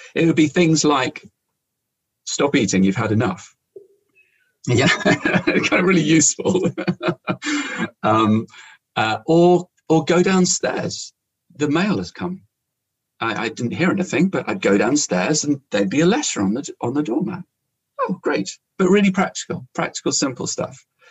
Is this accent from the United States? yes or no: no; London, United Kingdom; moved away; as a teenager, growing up in London